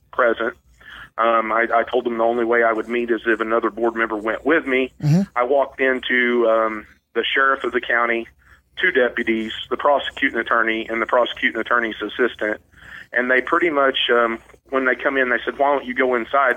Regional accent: Chadwick, Missouri, United States; I grew up in South um, West Missouri, around the Chadwick area, around Ozark and Chadwick

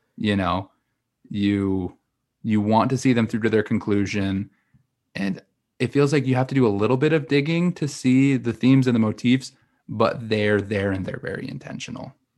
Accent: Utah, United States; moved away as an adult; also born or lived in Missouri; now in New York City, United States; I grew up in Utah, I lived a little bit in Missouri, and I just trekked across the nation to move to New York City.

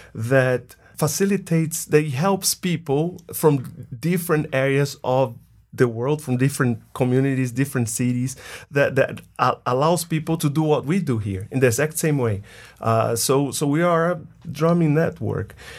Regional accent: Bahia, Brazil; moved away as an adult; now in United States; I'm from Brazil, more specifically from the northeast of Brazil. a state called Bahia.

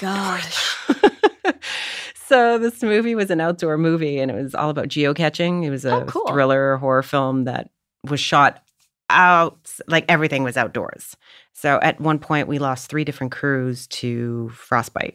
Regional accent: Canada; now in Los Angeles, United States; as the Canadian

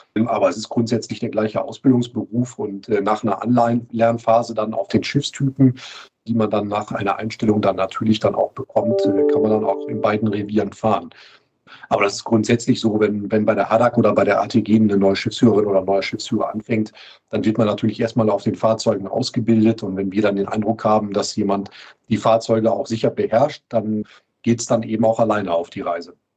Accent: Duisburg, North Rhine-Westphalia, Germany; moved away as an adult; also born or lived in Flensburg; now in Hamburg, Germany; Ich bin gebürtiger Duisburger

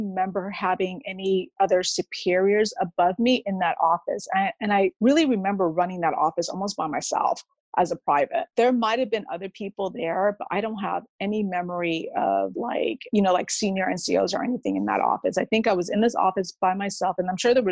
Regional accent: Connecticut, United States; moved away as an adult; I grew up in Connecticut

